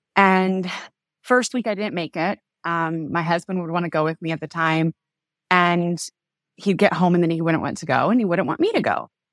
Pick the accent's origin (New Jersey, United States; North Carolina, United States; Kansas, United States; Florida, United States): Kansas, United States; I was born and raised in Kansas, in kind of like the heartland of the U S, in a small town of about five thousand people